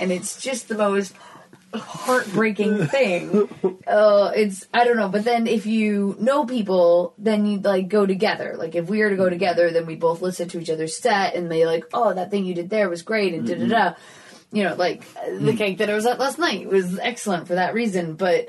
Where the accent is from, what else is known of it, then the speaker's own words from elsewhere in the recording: London, United Kingdom; accent: London; So then they'll introduce me as like a London comic and I'll be like, this is my accent.